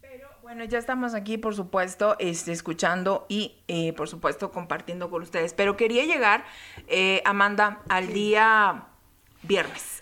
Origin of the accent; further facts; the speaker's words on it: Saltillo, Coahuila, Mexico; en mi tierra